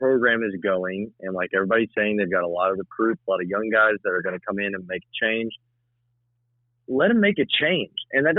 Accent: Middle Tennessee, United States; growing up in the Middle Tennessee area

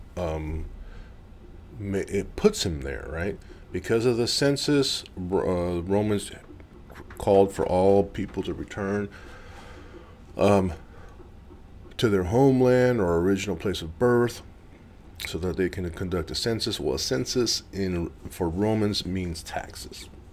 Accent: Gardena, California, United States; now in Missouri, United States; I was born in Gardena, California. I live in Missouri

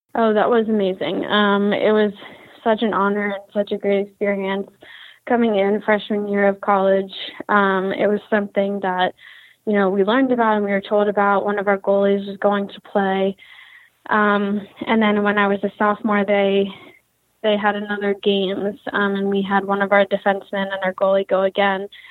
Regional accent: Philadelphia, Pennsylvania, United States; moved away as an adult; now in Connecticut, United States; I'm from Philadelphia, Pennsylvania

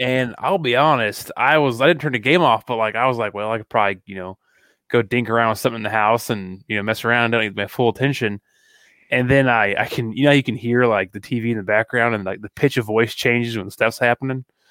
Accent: Kearney, Missouri, United States; I'm from Kearney

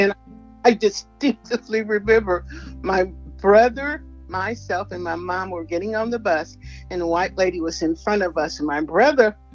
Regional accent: New Orleans, Louisiana, United States; moved away as an adult; now in Memphis, United States; I am from New Orleans, Louisiana.

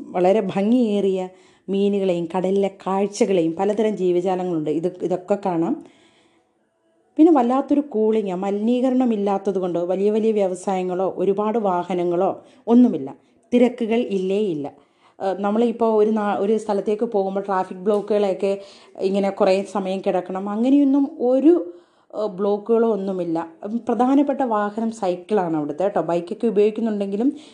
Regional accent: Kollam, Kerala, India; moved away as an adult; also born or lived in Lakshadweep; ഞങ്ങൾ കൊല്ലംകാരെ

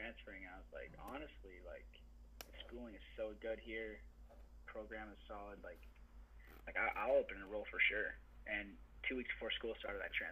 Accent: Iowa, United States; when you wrestle growing up in Iowa

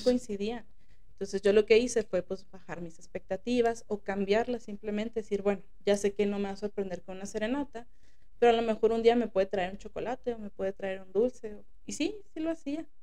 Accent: Mexico; como sociedad mexicana

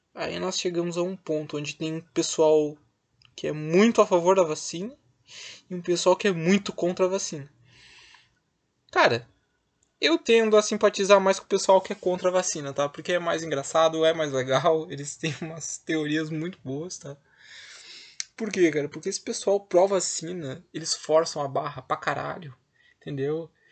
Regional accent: Rio Grande do Sul, Brazil; eu sou do Rio Grande do Sul

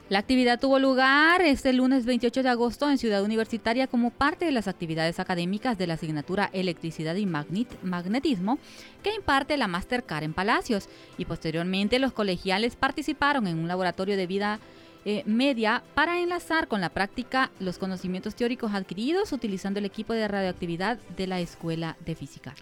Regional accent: Güinope, El Paraíso, Honduras; mi pueblo, de Guinope

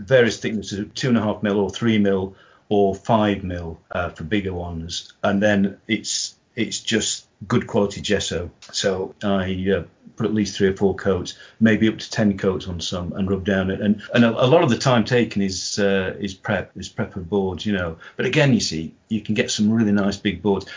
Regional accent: Yorkshire and the Humber, United Kingdom; now in Derbyshire, United Kingdom; being a Yorkshireman

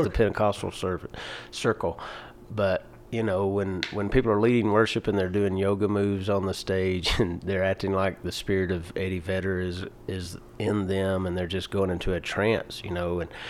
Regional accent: Atlanta, Georgia, United States; now in Denver, United States; I grew up in Atlanta, Georgia

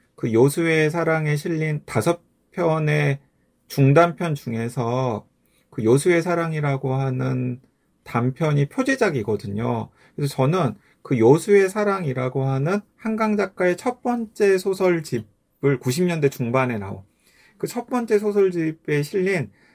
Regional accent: South Jeolla, South Korea; 제가 전라남도에서 태어나서 태어 자라긴 했지만은

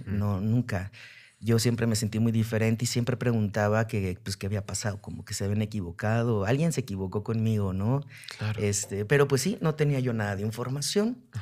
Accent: Aguascalientes, Mexico; yo nací en Aguascalientes

